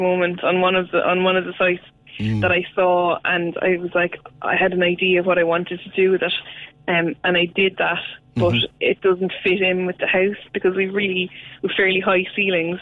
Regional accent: Carlow, Leinster, Ireland; now in Cork, Ireland; I'm from Carlow originally, and there's a guy up home in Carlow

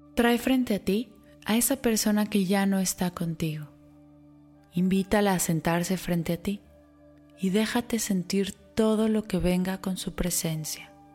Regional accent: Mexico; para los mexicanos, una fecha por la que mundialmente somos reconocidos

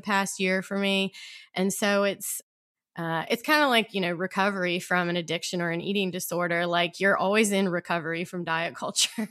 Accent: South Georgia, United States; moved away as an adult; also born or lived in Virginia; now in Baltimore, United States; lived in Virginia most of my adult life and grew up in South Georgia

